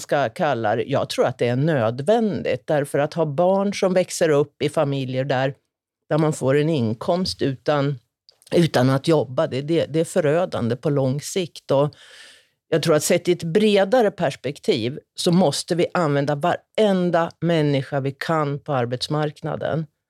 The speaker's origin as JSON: {"language": "Swedish", "region": "Norrland", "country": "Sweden", "tie": "born or raised there", "said": "Jag är också uppväxt i Norrland"}